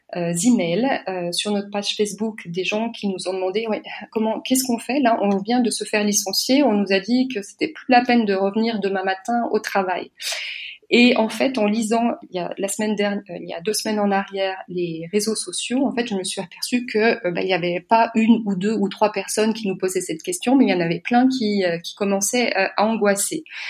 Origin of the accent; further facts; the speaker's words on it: France; moved away as an adult; also born or lived in Munich, Germany; now in Berlin, Germany; je suis française, j'ai 47 ans, je suis mariée avec un Allemand